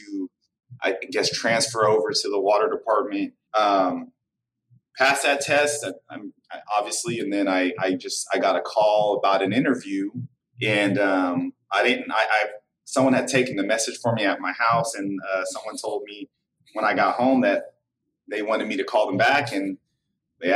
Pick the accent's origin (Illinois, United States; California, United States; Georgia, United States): California, United States; Vallejo; I grew up in Vallejo